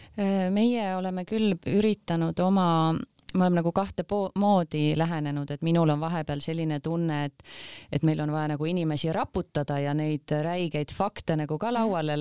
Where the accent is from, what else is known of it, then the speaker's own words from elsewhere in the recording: Kuressaare, Saare County, Estonia; me oleme ise Kuressaarest pärit